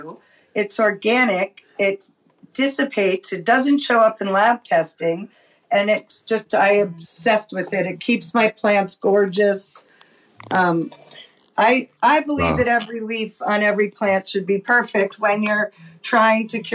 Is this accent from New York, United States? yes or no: yes; New York City, New York, United States; also born or lived in Lompico, California; now in Santa Cruz, United States; I grew up in New York City